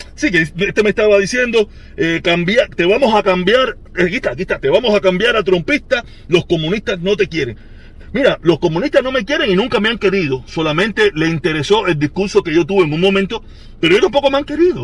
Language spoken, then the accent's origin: Spanish; Cuba; nosotros los cubanos